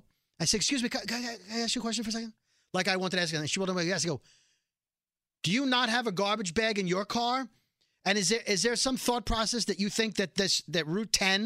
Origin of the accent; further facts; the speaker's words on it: New York City, New York, United States; I'm from Brooklyn.